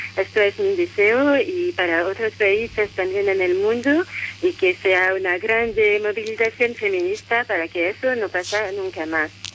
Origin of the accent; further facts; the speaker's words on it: France; now in Spain; en mi país, en Francia